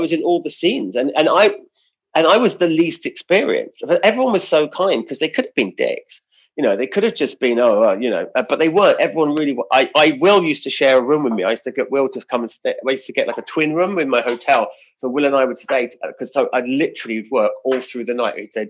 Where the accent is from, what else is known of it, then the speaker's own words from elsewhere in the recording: United Kingdom; we're British